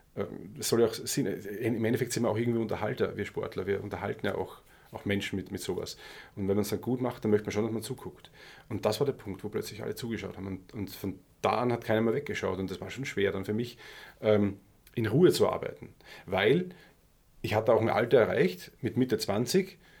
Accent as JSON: {"language": "German", "country": "Austria", "also_born_or_lived": "Germany"}